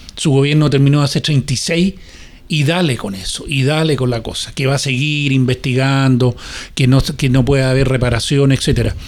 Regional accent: Chile; todos somos chilenos

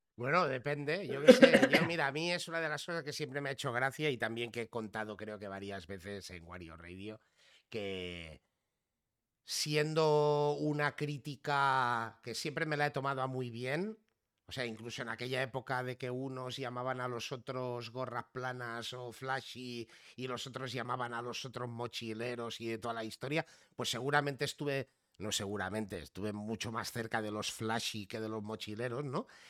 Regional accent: Figueres, Catalonia, Spain; accent: Barcelona; yo me he criado casi, o sea, toda mi infancia y mi adolescencia eh, en Girona y más concretamente en Figueras, al lado de la frontera con Francia.

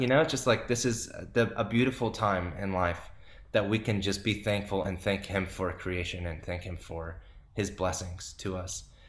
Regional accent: California, United States; I grew up in California

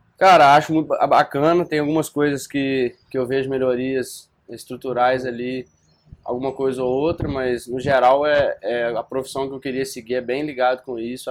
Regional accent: Viçosa, Minas Gerais, Brazil; moved away as an adult; now in Juiz de Fora, Brazil; sou de Viçosa, né? É... Morei minha vida inteira lá, desde que nasci até os 18 anos

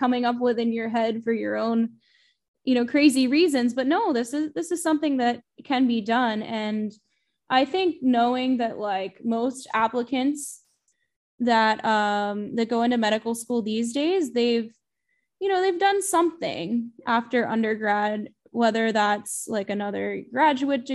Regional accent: near Hershey, central Pennsylvania, United States; also born or lived in Pittsburgh, Pennsylvania; I'm originally from central Pennsylvania. I grew up near Hershey, Pennsylvania specifically

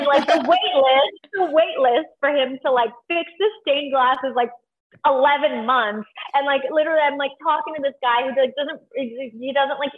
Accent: Canada; now in Los Angeles, United States; I'm Canadian

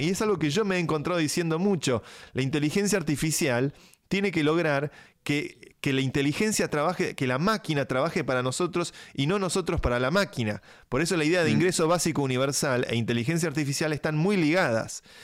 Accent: Argentina; Yo soy argentino. Ante todo soy, argentino

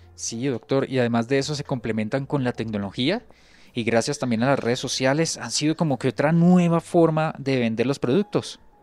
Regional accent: Santander, Colombia; moved away; Yo soy de Santander

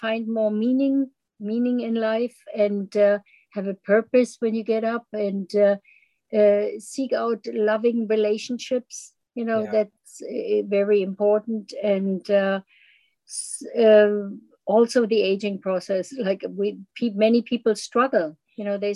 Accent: Germany; moved away; when I immigrated in from Germany

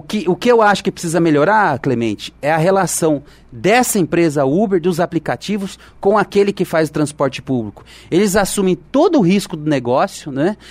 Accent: Olímpio Noronha, Minas Gerais, Brazil; now in Jacareí, Brazil; na minha terra lá, no, em Minas

